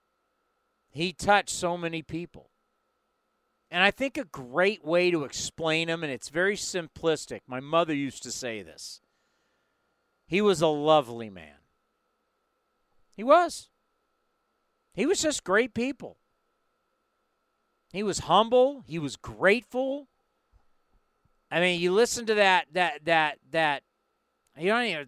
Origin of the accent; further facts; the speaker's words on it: Southern California, United States; I grew up in Southern California